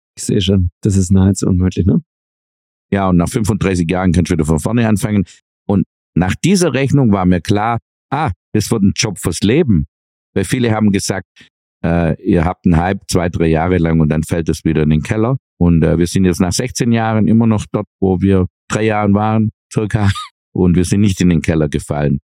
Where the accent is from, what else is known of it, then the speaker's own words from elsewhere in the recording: Swabia, Germany; was wir Schwaben ja eh als Hobby betreiben, sparen, sparen, sparen, hat man uns als Kind, glaub, intravenös ins Blut geführt